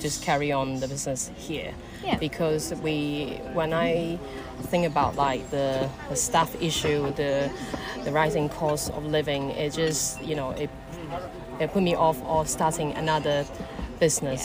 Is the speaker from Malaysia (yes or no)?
yes; Malaysia; now in Caergwrle, United Kingdom; Malay is because I'm Malaysian